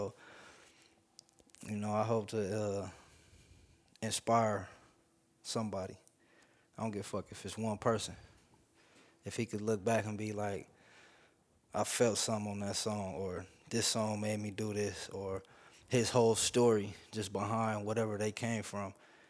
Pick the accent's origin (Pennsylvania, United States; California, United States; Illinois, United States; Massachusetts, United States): California, United States; Kansas Street; I grew up on Kansas Street.